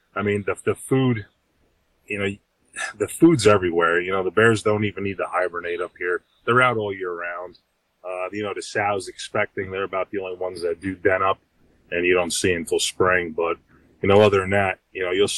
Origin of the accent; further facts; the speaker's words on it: Montague, New Jersey, United States; I was born and raised in Montague, New Jersey